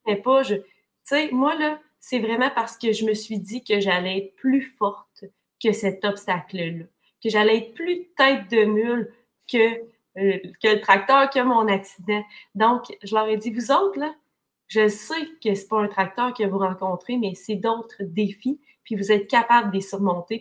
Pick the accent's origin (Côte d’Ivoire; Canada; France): Canada; Témiscamingue, Quebec; moi, je viens du Témiscamingue, une région merveilleuse, mais qui est loin quand même des grands centres hospitaliers.